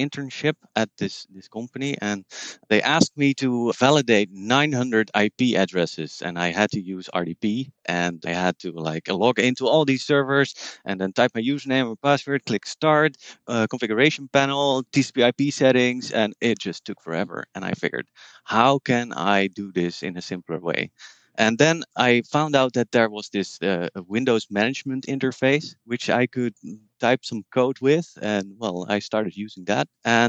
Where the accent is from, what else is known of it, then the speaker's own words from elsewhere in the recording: Netherlands; English is a second language; I'm from the Netherlands. I live in Utrecht